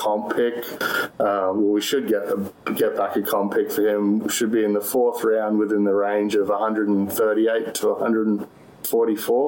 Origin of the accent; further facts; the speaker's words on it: Australia; accent: Australian; moved away as an adult; now in Texas, United States; Originally from Australia, but actually living down in Texas now. I've been in Texas for just about 5 years